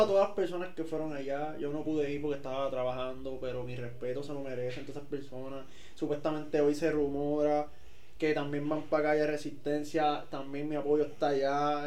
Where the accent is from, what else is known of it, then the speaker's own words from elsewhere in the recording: Puerto Rico; somos puertorriqueños